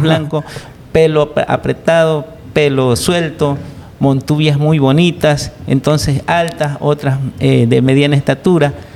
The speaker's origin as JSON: {"language": "Spanish", "town": "Guayaquil", "region": "Guayas", "country": "Ecuador", "tie": "born or raised there", "said": "Yo soy nacido en Guayaquil, pero mi, pa, mi madre era de Manabí y mi padre pues era migrado de Milagro"}